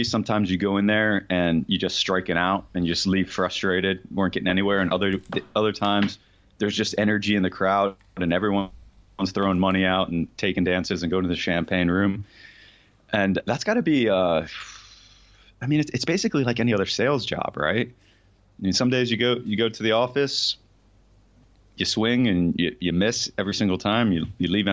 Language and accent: English; Florida, United States; I grew up in Florida, going to all the strip joints in Florida